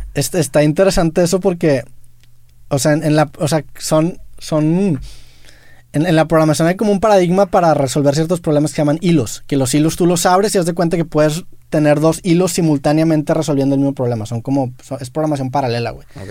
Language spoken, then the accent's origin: Spanish; Monterrey, Nuevo León, Mexico; siendo regio